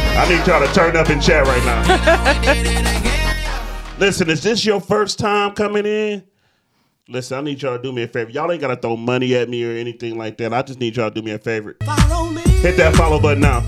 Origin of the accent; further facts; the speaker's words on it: Detroit, Michigan, United States; I'm from Detroit